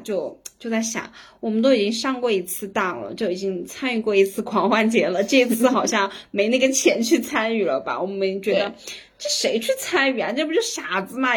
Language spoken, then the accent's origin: Chinese; Sichuan, China; 同样我们也是作为四川人